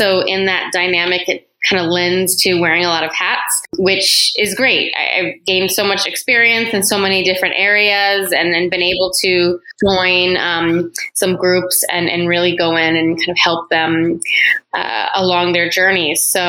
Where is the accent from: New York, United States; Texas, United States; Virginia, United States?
Texas, United States; San Antonio; moved away as an adult; now in Los Angeles, United States; So I am originally from San Antonio, Texas, and I met my now husband there, and he had an opportunity to relocate out here for his job.